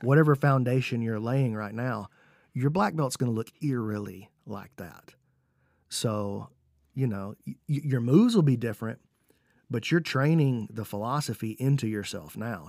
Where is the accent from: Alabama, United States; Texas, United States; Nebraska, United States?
Alabama, United States; I'm from Alabama